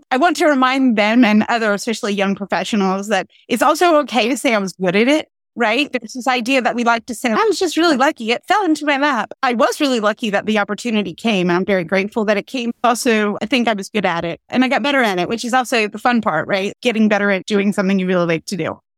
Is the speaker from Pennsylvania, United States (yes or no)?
yes; Pennsylvania, United States; And then Pennsylvania, my home state, took a very different approach.